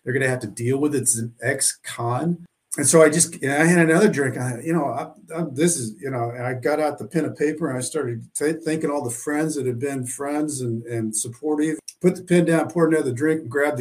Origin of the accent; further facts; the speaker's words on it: Southwest Missouri, United States; I grew up in Southwest Missouri, a small town. It's about three hours from St. Louis, down in kind of a hillbilly country